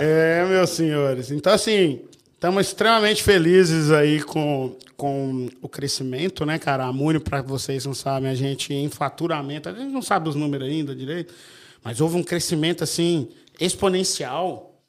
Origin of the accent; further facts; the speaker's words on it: Minas Gerais, Brazil; eu sou de Minas